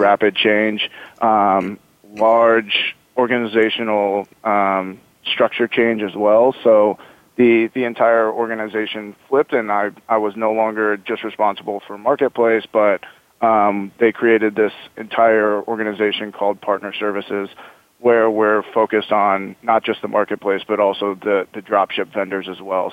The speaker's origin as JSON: {"language": "English", "town": "Omaha", "region": "Nebraska", "country": "United States", "moved": "yes", "lives_now": "Bay Area, United States", "said": "I'm from Omaha, Nebraska"}